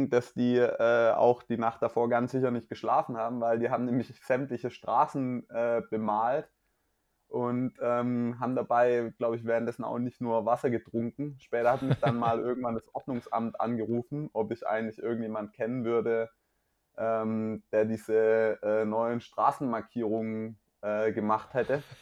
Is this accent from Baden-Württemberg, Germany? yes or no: yes; Mühlacker, Baden-Württemberg, Germany; Mühlacker Triathlon, den du ja auch schon gewonnen hast der ist, Stimmt. Äh, in, meiner, in meiner Heimatstadt